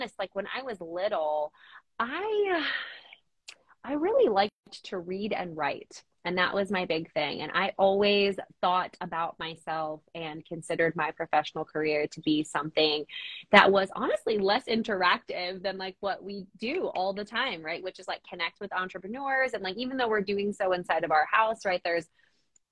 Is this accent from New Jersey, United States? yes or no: yes; New Jersey, United States; moved away as an adult; also born or lived in Colorado / Nashville, Tennessee; now in Eastern Pennsylvania, United States; So we grew up in New Jersey, my husband and I, both in, I would say like fairly populated areas